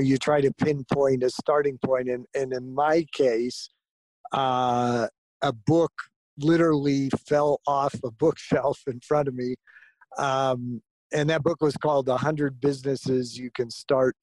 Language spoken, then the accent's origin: English; Southern California, United States; also born or lived in Florida; when I was quite young, 6 or 7 years old, we moved to Southern California. And growing up in Southern California around the orange groves